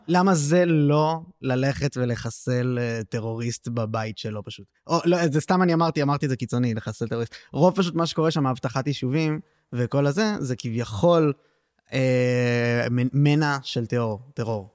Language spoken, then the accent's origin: Hebrew; Tel Aviv, Tel Aviv District, Israel; בתור תל אביבי